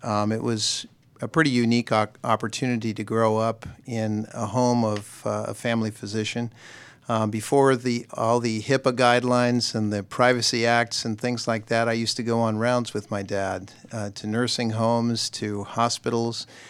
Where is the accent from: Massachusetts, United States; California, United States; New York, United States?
California, United States; Southern; moved away as an adult; also born or lived in Nashville, Tennessee / Newport News, Virginia; now in Alpharetta, United States; I grew up in Southern California